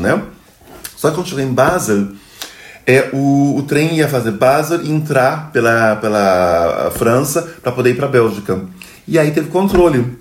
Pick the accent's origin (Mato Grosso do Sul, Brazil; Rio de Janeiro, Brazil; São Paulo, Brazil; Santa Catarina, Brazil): Rio de Janeiro, Brazil; moved away as an adult; also born or lived in Duisburg, Germany; now in Münster, Germany; Sou carioca da gema, adoro o Brasil, adoro o Rio de Janeiro